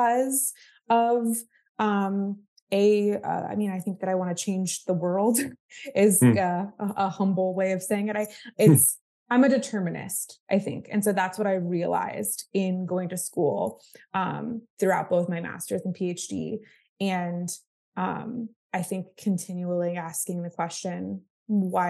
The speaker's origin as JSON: {"language": "English", "region": "Florida", "country": "United States", "tie": "born or raised there", "also_born_or_lived": "Massachusetts", "said": "I grew up in Florida"}